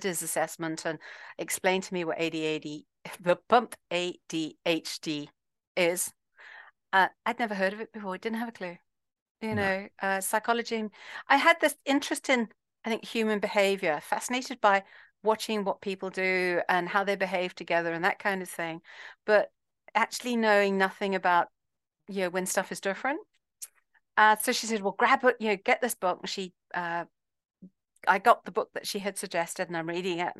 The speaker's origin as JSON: {"language": "English", "country": "Zimbabwe", "said": "I'm from Zimbabwe"}